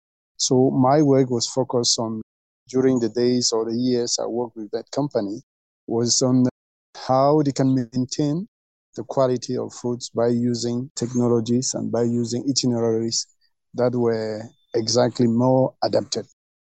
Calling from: Dschang, West, Cameroon; English is a second language; I'm connecting from Dschang. Dschang is my university, is the campus. And the university is located in the Western Highlands of Cameroon, 1,400 meters above sea level.

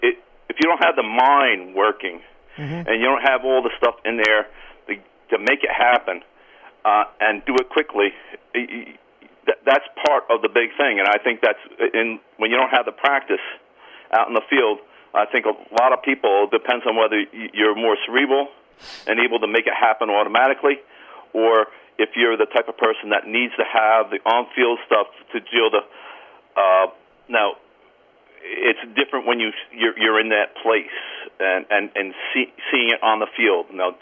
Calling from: Cranford, New Jersey, United States; Cranford, New Jersey.

